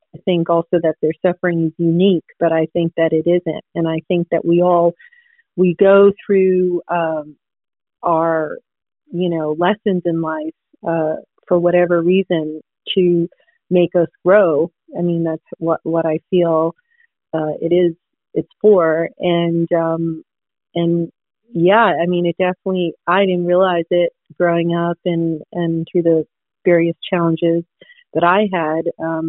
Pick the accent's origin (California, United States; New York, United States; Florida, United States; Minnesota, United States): New York, United States; also born or lived in Fort Hood, Texas; I got to grow up in New York with them